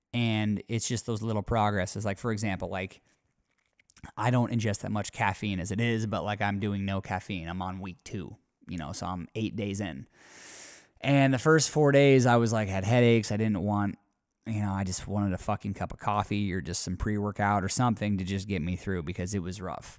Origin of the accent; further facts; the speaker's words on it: near Spokane, Washington, United States; Spokane, Washington, pretty close to my hometown